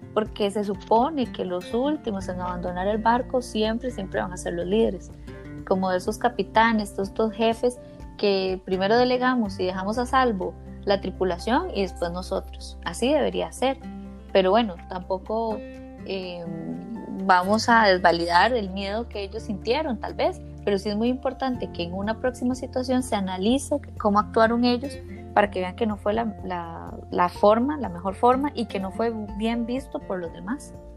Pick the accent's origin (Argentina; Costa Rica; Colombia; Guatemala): Costa Rica; como decimos aquí en Costa Rica